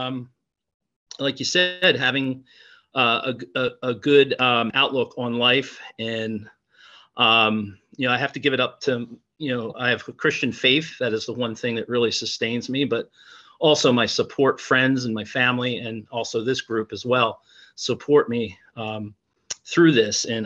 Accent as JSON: {"language": "English", "town": "Ventnor City", "region": "New Jersey", "country": "United States", "also_born_or_lived": "Trenton", "said": "I'm really from the Atlantic City area in a little city called Ventnor City"}